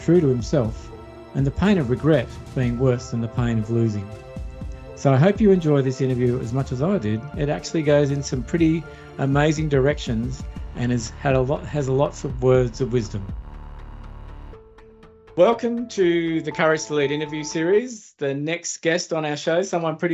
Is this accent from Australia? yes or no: yes; Australia; born or raised there